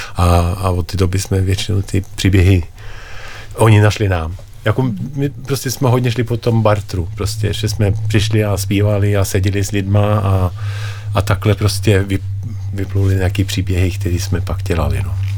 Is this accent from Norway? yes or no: yes; Norway; Czech is a second language; moved away; jsem z Norska